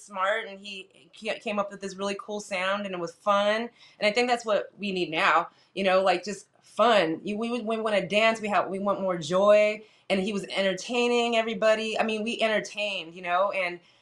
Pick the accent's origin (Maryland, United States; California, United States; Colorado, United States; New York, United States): California, United States; San Jose; moved away as an adult; now in Los Angeles, United States; I'm from San Jose, California, born and raised, and I moved to L.A. about 23 years ago